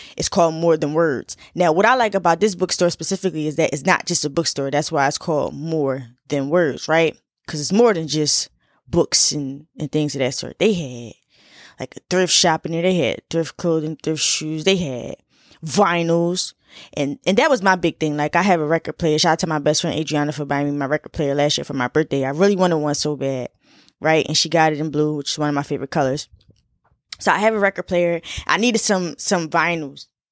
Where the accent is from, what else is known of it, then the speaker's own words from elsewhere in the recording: Philadelphia, Pennsylvania, United States; I'm from Philly